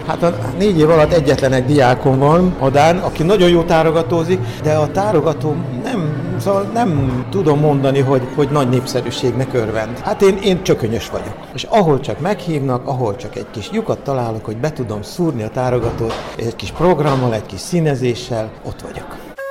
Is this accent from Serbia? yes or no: yes; Senta, Vojvodina, Serbia; most zentán élek, zentai vagyok